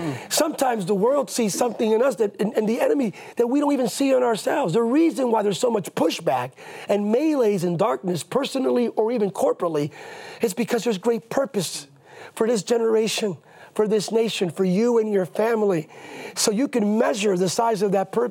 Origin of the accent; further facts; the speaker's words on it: Bethlehem, Pennsylvania, United States; I'm a kid from Bethlehem, Pennsylvania